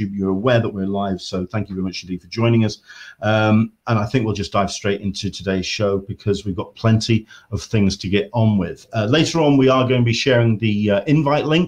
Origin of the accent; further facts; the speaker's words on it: England, United Kingdom; accent: English; I am English. I am based in the UK.